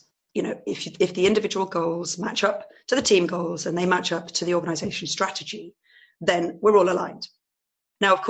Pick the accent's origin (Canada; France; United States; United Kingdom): United Kingdom; England; moved away as an adult; now in Netherlands; I'm actually English, and I've married a Dutchman